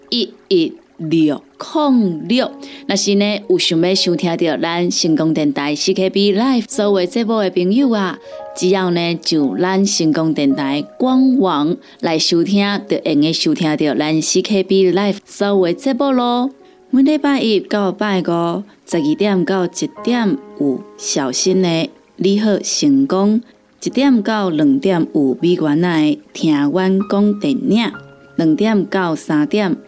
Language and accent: Chinese; Taiwan; 我们台湾人的习惯